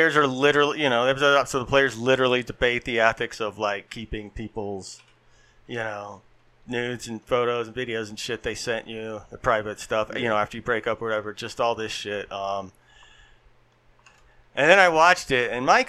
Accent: Louisiana, United States; moved away; my hometown or living there

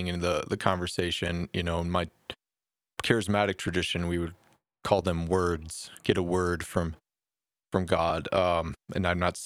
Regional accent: Detroit, Michigan, United States; I grew up in Detroit playing street ball

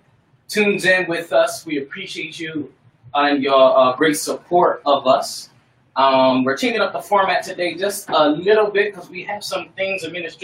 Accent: Port St. Lucie, Florida, United States; moved away; I'm from Florida, y'all, but I'm not from Panama City.

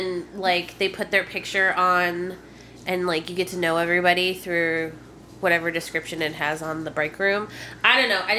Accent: Midwest, United States; moved away; also born or lived in Indiana; I'm from the Midwest, and I hate the Midwest.

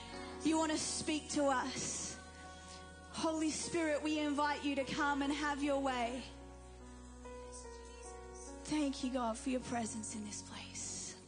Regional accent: New Zealand; also born or lived in England; now in Australia; My parents, my dad is Persian, my mum is Irish. I was born in England, raised in New Zealand, and now live in Australia.

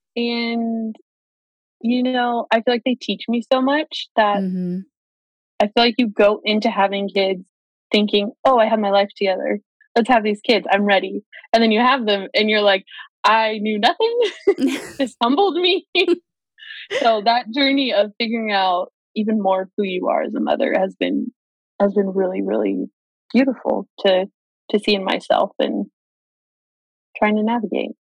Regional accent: Kingsburg, California, United States; now in Fresno, United States; I grew up in a little tiny town called Kingsburg, California, so just 30 minutes down the road

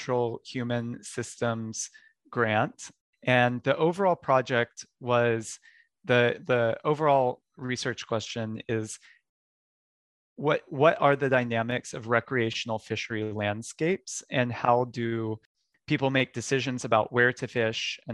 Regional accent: Texas, United States; I grew up in Texas, where I used to play outside year round.

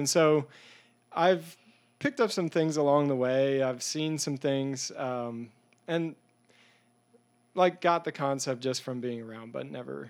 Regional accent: Pennsylvania, United States; I grew up in Eastern Pennsylvania in Lancaster County.

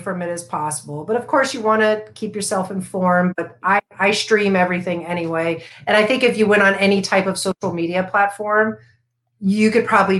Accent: Florida, United States; I grew up in Florida

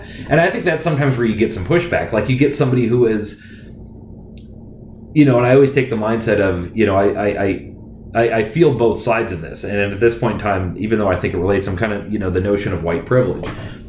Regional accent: United States

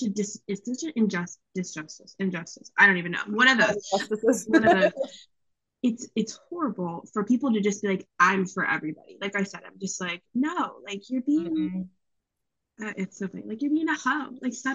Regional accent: East Coast, United States; naturally, I'm from the East Coast. I think Verizon's the best.

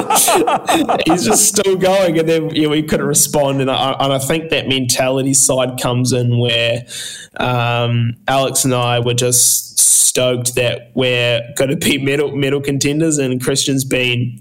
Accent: Whakatane, Bay of Plenty, New Zealand; this little kid that was a landscaper from Whakatane

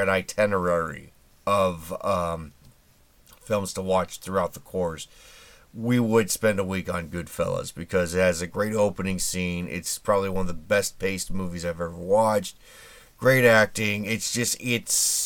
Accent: Indianapolis, Indiana, United States; my hometown of Indy

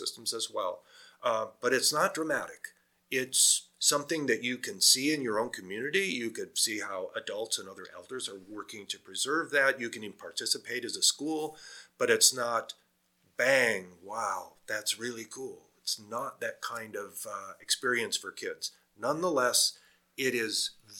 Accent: Iowa, United States; moved away; I'm from Iowa originally, which is a farming state in the US.

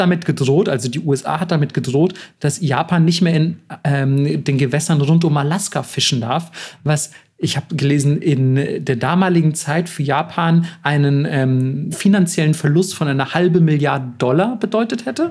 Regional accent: Germany; als Deutscher

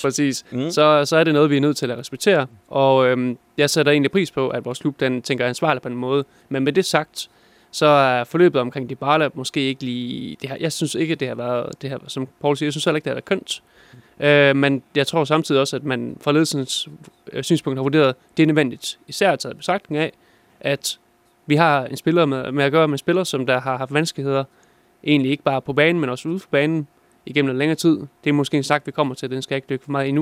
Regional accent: Denmark; er jeg jo vestjyde

